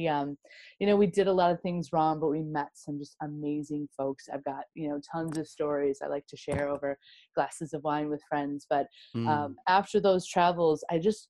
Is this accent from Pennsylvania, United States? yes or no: no; Wisconsin, United States; I'm a Wisco girl, born and raised